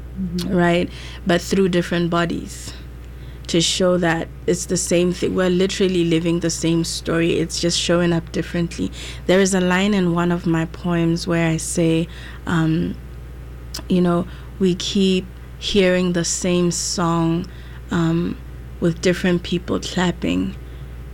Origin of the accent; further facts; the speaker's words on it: Botswana; also born or lived in South Africa / Syracuse, United States; now in United States; I'm from Botswana. I went to school in South Africa, and then I came to the US